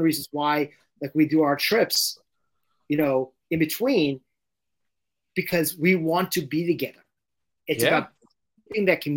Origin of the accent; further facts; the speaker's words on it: London, United Kingdom; moved away; I grew up in London and I had not been back in 40 years